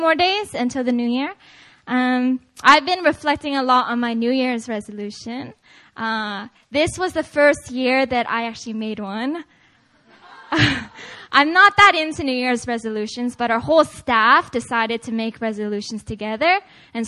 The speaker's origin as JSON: {"language": "English", "town": "Seattle", "region": "Washington", "country": "United States", "moved": "yes", "said": "I'm originally actually from Seattle, Washington"}